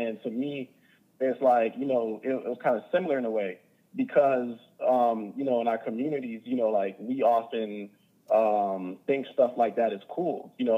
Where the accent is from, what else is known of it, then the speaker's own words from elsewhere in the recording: Hollywood, Florida, United States; also born or lived in Overtown; I was born in Overtown, but I was raised in Hollywood, Florida, South Broward.